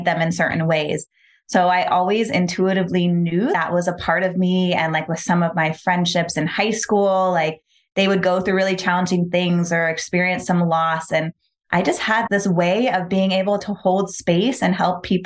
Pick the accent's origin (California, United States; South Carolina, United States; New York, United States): California, United States; Palm Springs; also born or lived in Los Angeles; We moved to Palm Springs out in the desert pretty quickly. So I grew up in this very like desert, earthy energy, small town